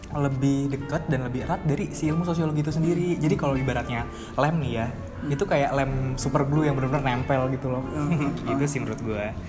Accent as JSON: {"language": "Indonesian", "town": "Tangerang", "region": "Banten", "country": "Indonesia", "said": "gue dari Tangerang"}